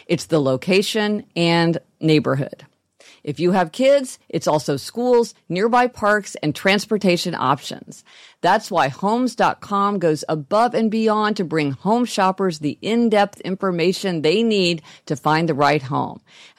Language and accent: English; Midwest, United States; now in Los Angeles, United States; We grew up in the Midwest, so we were part of that whole thing of people getting their license on the day they turned 16.